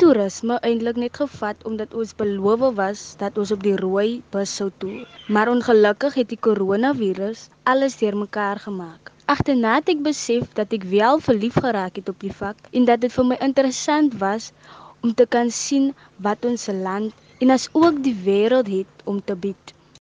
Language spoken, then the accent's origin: Afrikaans; Eersterivier, Western Cape, South Africa; Ek het grootgeword in Esterhofie en woon tans nog steeds hier